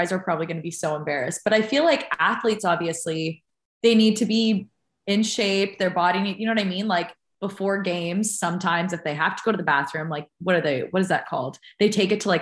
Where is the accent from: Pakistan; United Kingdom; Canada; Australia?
Canada; as a Canadian